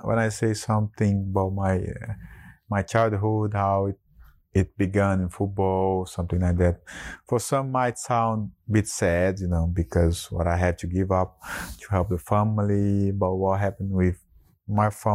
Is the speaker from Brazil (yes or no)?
yes; Brazil; moved away; growing up in Brazil